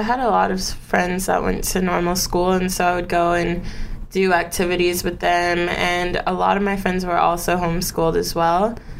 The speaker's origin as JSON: {"language": "English", "town": "Oak Park", "region": "California", "country": "United States", "tie": "born or raised there", "said": "I grew up in Los Angeles, California, but not in the actual city. I grew up in this small city called Oak Park."}